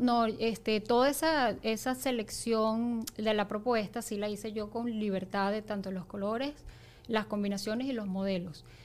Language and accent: Spanish; Venezuela; nosotras como venezolanos